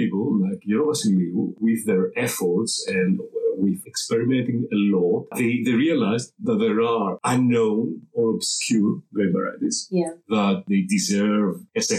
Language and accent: English; Athens, Attica, Greece; I was born and raised in Athens.